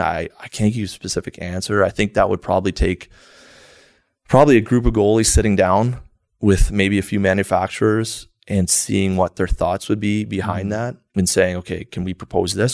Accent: New Brunswick, Canada; growing up in New Brunswick, it's small area. Played my whole minor hockey there

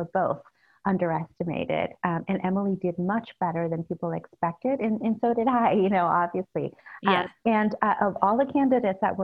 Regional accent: El Salvador; now in San Francisco, United States; I grew up in El Salvador during the Civil War.

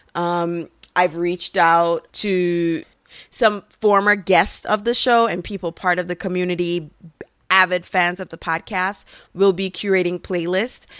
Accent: Jamaica; being Caribbean and being a Jamaican

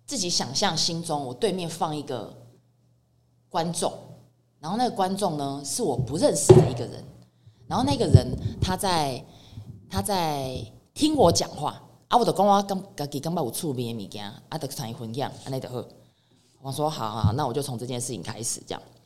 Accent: Chiayi, Chiayi City, Taiwan; moved away as an adult; also born or lived in Taipei; 所以我自己在嘉义生活这么多年，我从小就在嘉义长大，一直到我十八岁高中毕业，我才离开嘉义去北部读册

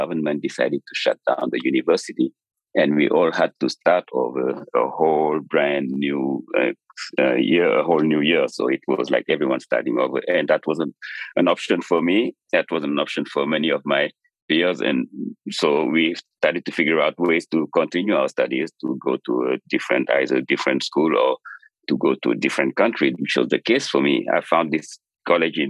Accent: Dakar, Senegal; I was born and raised in Dakar, Senegal

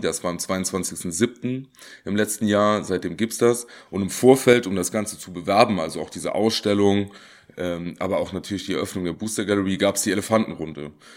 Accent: Saarland, Germany; ich komme aus dem Saarland

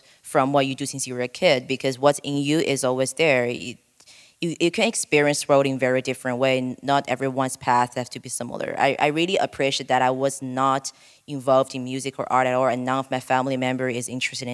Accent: Guiyang, Guizhou, China; moved away; monkeys in my hometown

